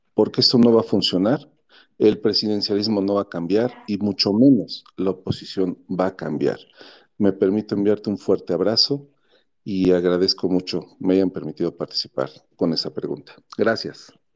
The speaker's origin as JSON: {"language": "Spanish", "country": "Mexico"}